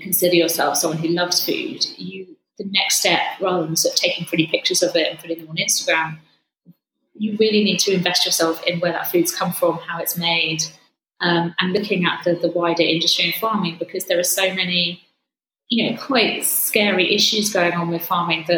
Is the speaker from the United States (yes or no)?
no; Suffolk, East of England, United Kingdom; moved away; I grew up in Suffolk. I grew up with farmers and a lot of friends are still farming there.